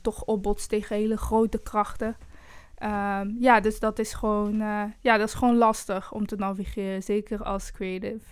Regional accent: Eindhoven, North Brabant, Netherlands; also born or lived in Brussels, Belgium; now in Amsterdam, Netherlands; ik kom zelf bijvoorbeeld uit Eindhoven

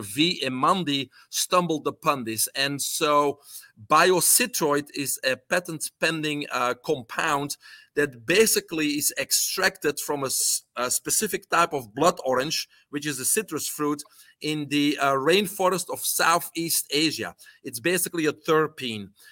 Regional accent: Belgium; English is a second language; moved away as an adult; now in United States; I'm originally from Belgium

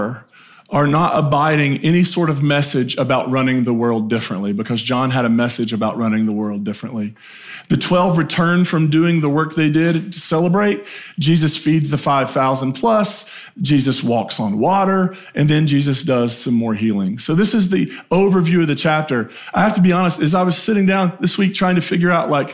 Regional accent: Appalachia, United States; moved away as an adult; I grew up in a small town in Appalachia, and my entire life going to 18 was like, how fast can I get out?

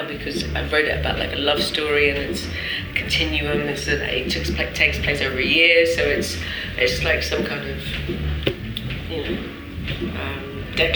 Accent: London, United Kingdom; now in Paris, France; I was born in London and I come here

